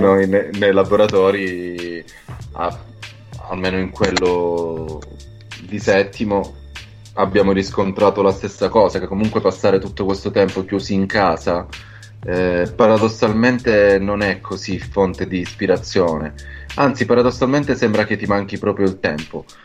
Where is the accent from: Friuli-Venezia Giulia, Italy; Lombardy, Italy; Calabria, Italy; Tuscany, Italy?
Calabria, Italy; also born or lived in Rome; now in Milan, Italy; sono calabrese, ho vissuto tanti anni a Roma, ora sto da tanti anni a Milano